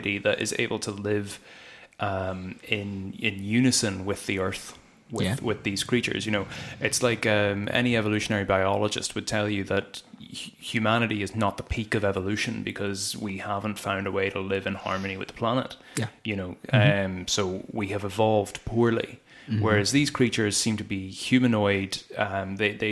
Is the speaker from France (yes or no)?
no; Ireland; recognising me as Irish. It means an awful lot to me